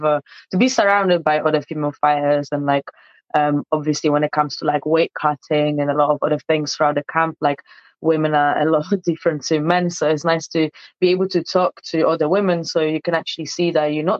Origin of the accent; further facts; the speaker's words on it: southern Poland, Poland; now in London, United Kingdom; I was actually born in Poland, in South Poland as well.